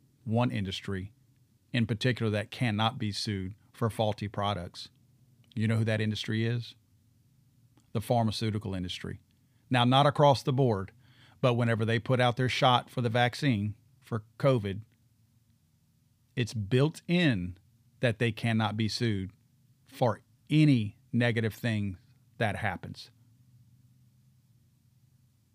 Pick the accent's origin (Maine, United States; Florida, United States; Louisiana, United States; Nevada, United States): Louisiana, United States; South; I grew up down here in South Louisiana